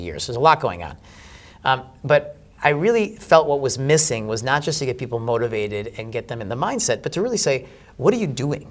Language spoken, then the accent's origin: English; United States; I'm American